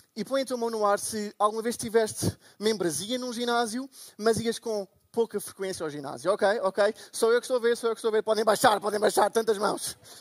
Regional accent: Portugal; Portugal, eu sou de Portugal

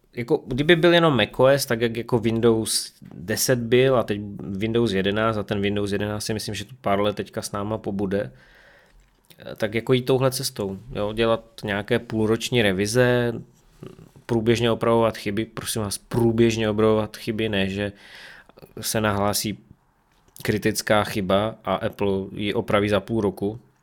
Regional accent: Czechia; also born or lived in Ostrava; U nás v Čechách to je úplné minimum

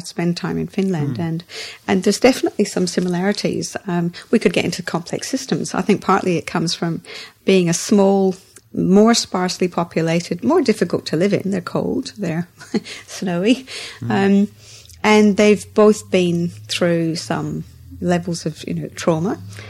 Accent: Scotland, United Kingdom; also born or lived in England; Scotland and England. So around Britain, mainly Scotland, but also high school here as well.

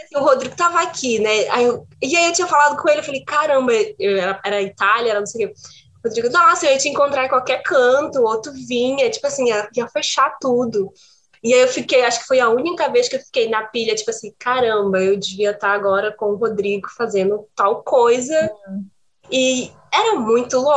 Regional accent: Brazil; now in Portugal; sou brasileira

